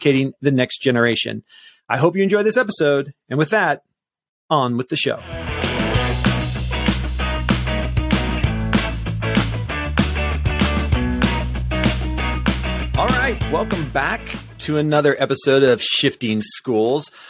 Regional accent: Washington, United States; moved away; my home state.

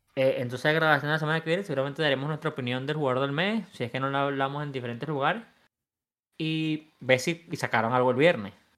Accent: Venezuela; now in United States; en mi país, Venezuela

